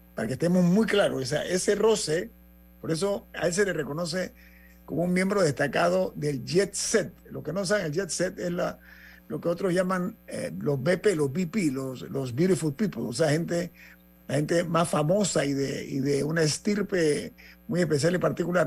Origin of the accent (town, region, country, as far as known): Panama